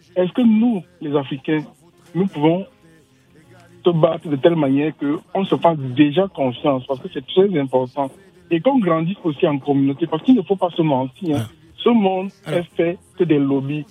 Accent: Cameroon; now in France; c'est mon village. Vous voyez un peu, c'est là où je suis né et j'ai grandi

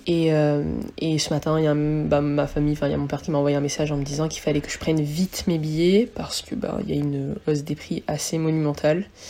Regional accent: Réunion; moved away as an adult; also born or lived in mainland France; now in France; moi je viens de la Réunion, ça fait 5 ans que, bah, je, viens en métropole maintenant

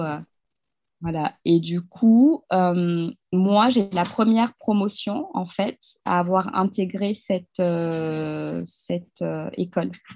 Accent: Kamsar, Boké Region, Guinea; moved away as an adult; also born or lived in Paris, France; now in France; j'ai grandi dans une ville minière qui s'appelle Kamsar, en Guinée-Conakry, donc en Afrique de l'Ouest.

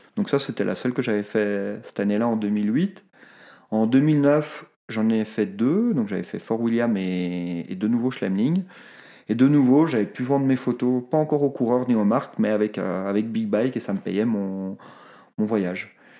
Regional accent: Brussels, Brussels-Capital Region, Belgium; moved away as an adult; now in Haute-Savoie, France; je viens de Bruxelles

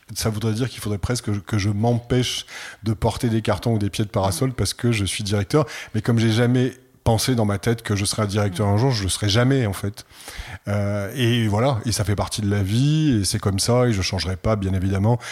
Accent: Provence-Alpes-Côte d'Azur, France; je suis provençal, né dans une famille provençale

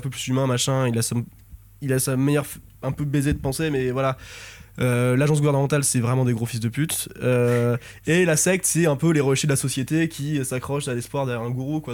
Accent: France; on est français

